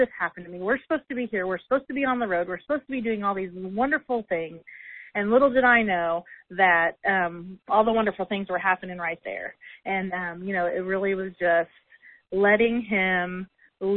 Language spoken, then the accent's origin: English; Illinois, United States; moved away as an adult; also born or lived in Indiana; here we are back in Illinois in my hometown